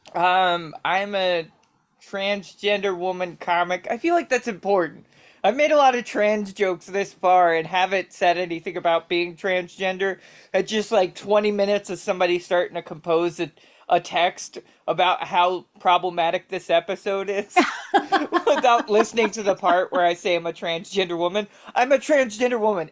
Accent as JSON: {"language": "English", "town": "Baltimore", "region": "Maryland", "country": "United States", "said": "I'm from Baltimore"}